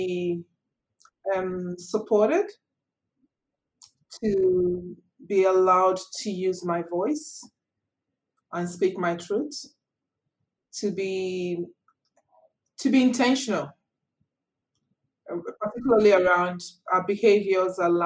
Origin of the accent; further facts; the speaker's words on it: Nigeria; now in Australia; I'm originally from Nigeria.